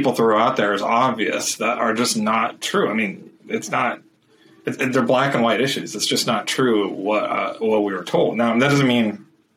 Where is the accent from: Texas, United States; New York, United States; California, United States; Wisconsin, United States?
California, United States; Southern; I grew up in Southern California in a family of Indian immigrants, Christian